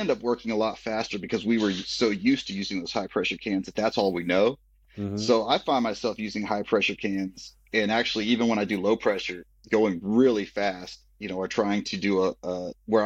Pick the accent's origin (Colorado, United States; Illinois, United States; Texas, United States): Texas, United States; Austin; I'm from Austin originally. I grew up here